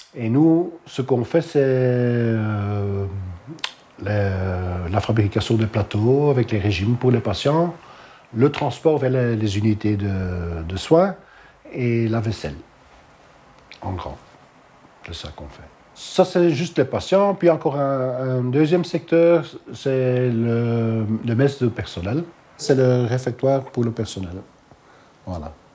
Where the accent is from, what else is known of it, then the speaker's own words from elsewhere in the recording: Halle, Flanders, Belgium; first language Dutch; French is a second language; Je suis néerlandophone. Je viens de Halle.